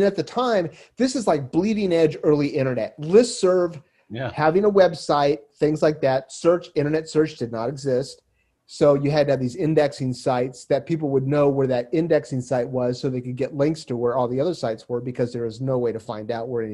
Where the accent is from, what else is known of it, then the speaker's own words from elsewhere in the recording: Fresno, California, United States; also born or lived in Santa Cruz, California; I was born and raised in Fresno, California, but escaped